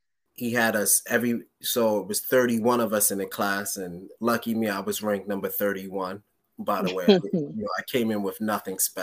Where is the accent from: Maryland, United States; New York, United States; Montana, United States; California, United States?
New York, United States; moved away; also born or lived in West Trenton, New Jersey; I'm from New York